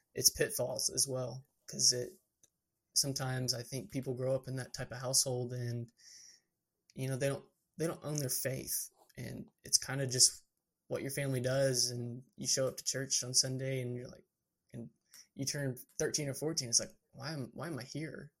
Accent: Georgetown, Texas, United States; also born or lived in Amarillo, Texas; my hometown is Georgetown, Texas, which is in the hill country

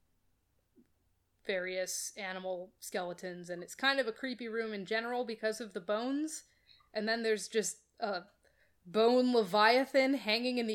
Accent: New England, United States; I grew up in New England

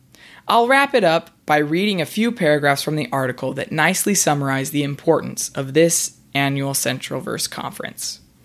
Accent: Idaho, United States; a few pictures of the Grand Tetons from my hometown in Idaho

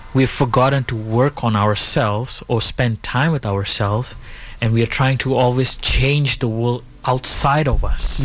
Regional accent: Bali, Indonesia; also born or lived in India; So, I was born in Indonesia. My parents are from India. I was born, I live in Bali

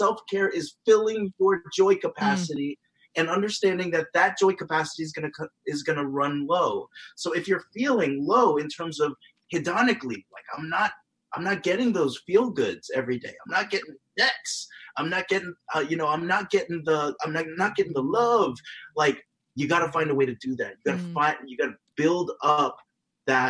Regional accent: United States; being a Filipino American

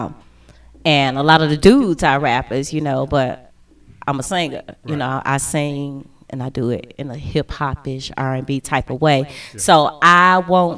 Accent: Chicago, Illinois, United States; I'm from Chicago

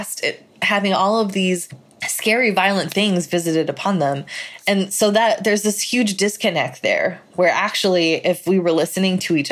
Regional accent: United States; my First Amendment rights as an American

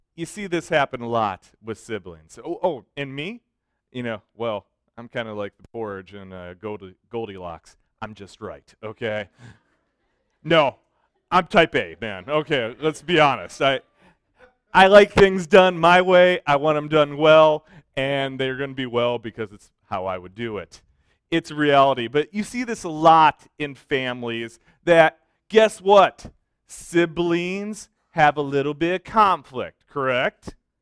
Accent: Michigan, United States; moved away; I grew up in Michigan

